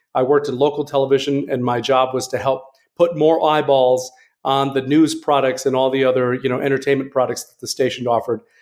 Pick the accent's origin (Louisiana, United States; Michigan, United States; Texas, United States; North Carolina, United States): Michigan, United States; West; I'm from West Michigan